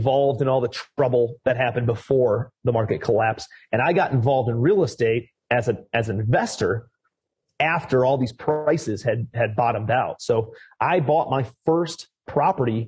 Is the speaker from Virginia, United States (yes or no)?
no; Cleveland, Ohio, United States; I'm from Ohio, Cleveland, Ohio, originally. I don't know if you guys know LeBron James and, you know, the Cleveland Cavaliers. So that's where I'm originally from. Grew up in a very blue collar family